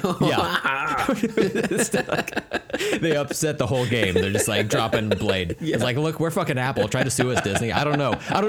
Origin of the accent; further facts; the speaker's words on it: India; I hesitated doing the voice when I'm Indian. Like, that's the one accent I can't get away with.